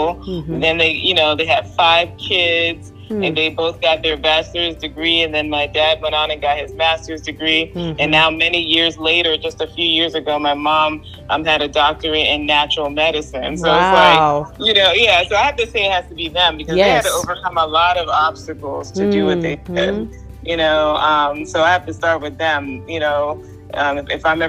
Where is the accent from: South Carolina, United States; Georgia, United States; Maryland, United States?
Maryland, United States; Maryland suburbs, United States; moved away as an adult; also born or lived in Washington, D.C.; now in San Antonio, United States; I was born in Washington, D.C., raised in the Maryland suburbs